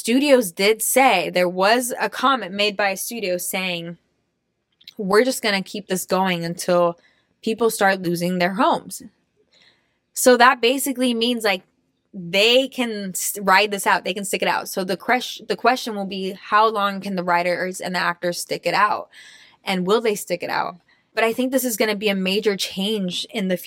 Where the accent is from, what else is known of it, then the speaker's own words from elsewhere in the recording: Austria; moved away; I grew up in Austria